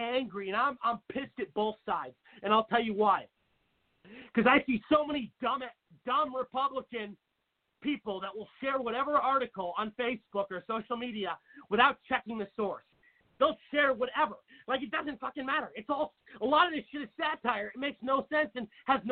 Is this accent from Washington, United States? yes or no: yes; Seattle, Washington, United States; I grew up with in Seattle, Washington